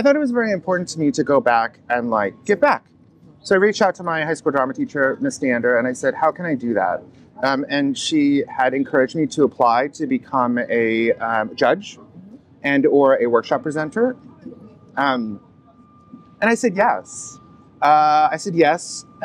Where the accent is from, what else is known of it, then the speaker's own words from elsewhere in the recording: Inverness, Florida, United States; moved away as an adult; now in New York, United States; I grew up in Inverness, so then on the border of Inverness and Floral City